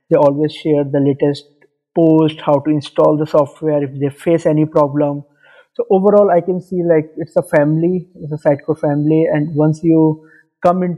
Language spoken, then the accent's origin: English; India; moved away as an adult; now in Dubai, United Arab Emirates; I'm from India, but currently living in Dubai, UAE, from last 5 years